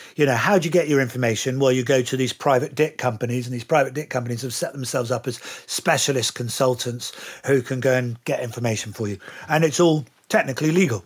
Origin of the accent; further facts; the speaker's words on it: United Kingdom; accent: English; being a Brit